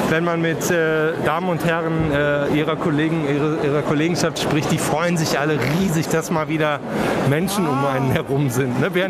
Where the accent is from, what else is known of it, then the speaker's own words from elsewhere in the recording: Baden-Württemberg, Germany; born there; Und ich bin ja äh, auf, geboren in Baden-Württemberg.